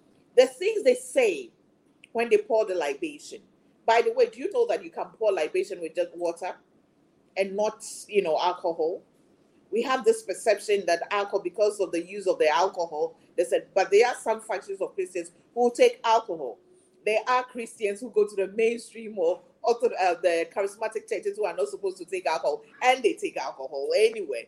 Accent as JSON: {"language": "English", "country": "Ghana", "said": "created me as a Ghanaian, as an African"}